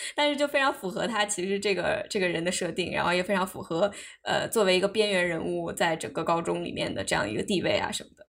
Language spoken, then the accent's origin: Chinese; China; now in United States; 作为一个中国人，我身边认识很多很多很多这样子类似楚博士的人